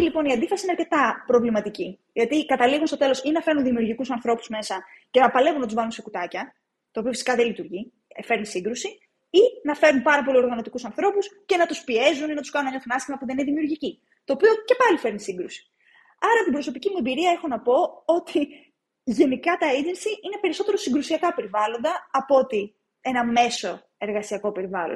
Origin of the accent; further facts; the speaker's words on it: Agrinio, Western Greece, Greece; moved away as an adult; now in Athens, Greece; δεν είμαι από την Αθήνα, είμαι από το Αγρίνιο, στην Εντολοκαρνανία, εκεί μεγάλωσα.